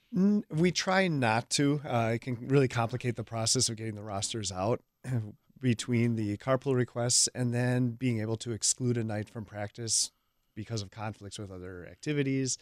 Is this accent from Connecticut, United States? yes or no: no; Hales Corners area, Wisconsin, United States; I'm from the area. I went to Hales Corners Lutheran, uh, most of my grade school years, elementary school years, and then I went to Martin Luther High School.